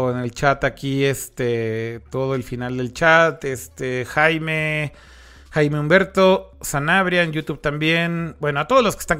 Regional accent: Monterrey, Nuevo León, Mexico

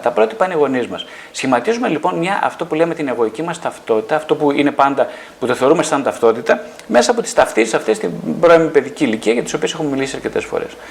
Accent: northern Greece, Greece; είμαι από την Βόρεια Ελλάδα

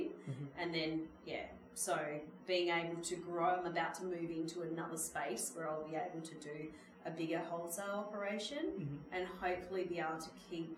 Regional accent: Mount Gambier, South Australia, Australia; moved away as an adult; my hometown

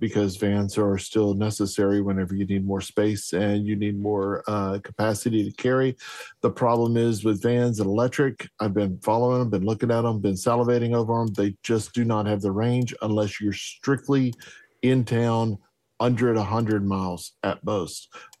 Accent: Texas, United States; Being a Texan and in Southeast Texas, where oil is king

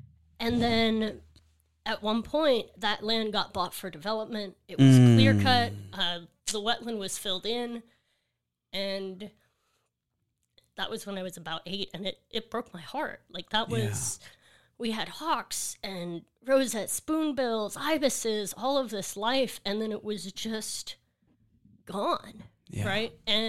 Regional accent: Seabrook, Texas, United States; So I'm from Seabrook, Texas. El Lago is the name of the neighborhood, and it's right next to NASA, so a lot of science in that community.

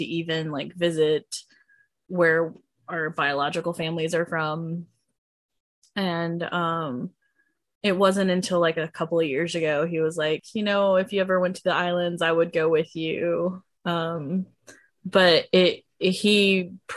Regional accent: Georgia, United States; I was born in Georgia.

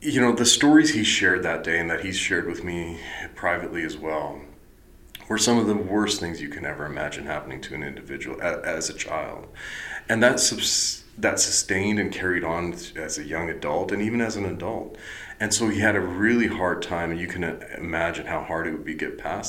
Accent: the Interior, British Columbia, Canada; moved away; my hometown in the interior

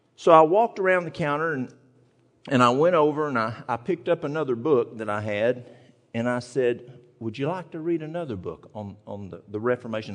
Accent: East Tennessee, United States; moved away; I'm from the mountains of East Tennessee

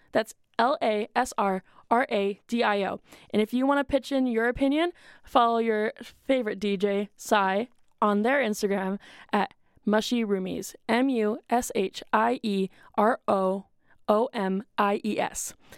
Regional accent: Washington, United States; I'm from Washington.

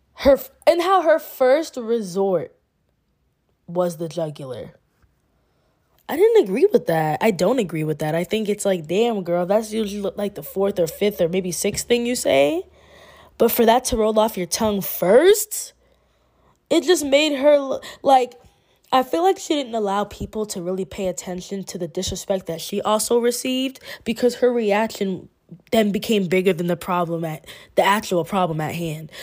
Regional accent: Massachusetts, United States; also born or lived in Queens, New York; My background is, I'm from Massachusetts

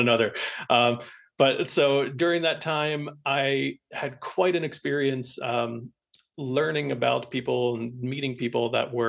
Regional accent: Philadelphia suburbs, Pennsylvania, United States; moved away; also born or lived in Colorado; I'm originally from the Philadelphia suburbs

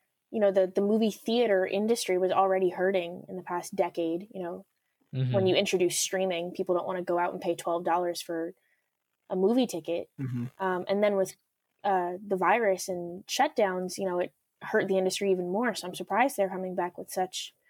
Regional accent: New Jersey, United States; I'm from New Jersey

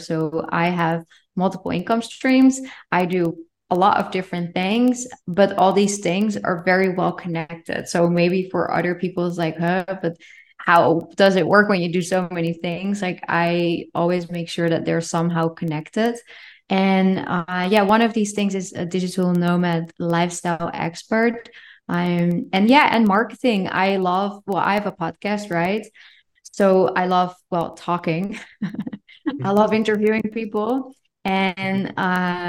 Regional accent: Netherlands; English is a second language; moved away as an adult; also born or lived in Denmark; I'm from the Netherlands

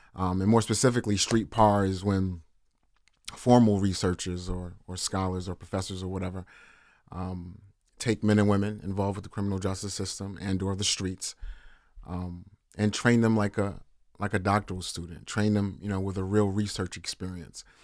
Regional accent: New York City, New York, United States; originally born in Harlem, New York City, Flower Hospital no longer is open. Um, grew up in Harlem River Projects.

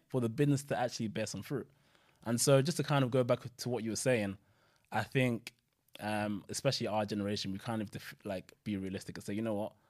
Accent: Nigeria; now in United Kingdom; I'm originally from Nigeria.

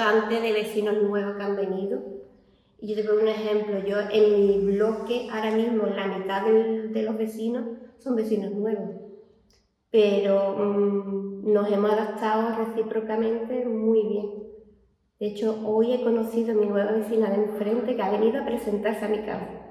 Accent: Algeciras, Andalusia, Spain; soy vecina de aquí del barrio de los toreros

